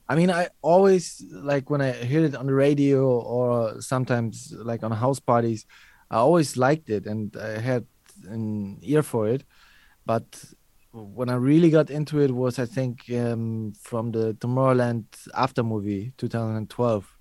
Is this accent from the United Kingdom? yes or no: no; Germany; I grew up in Germany